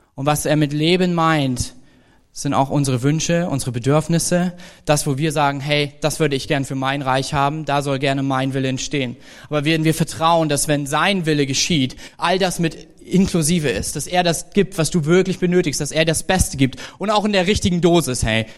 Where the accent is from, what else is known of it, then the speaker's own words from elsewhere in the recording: Germany; als Deutscher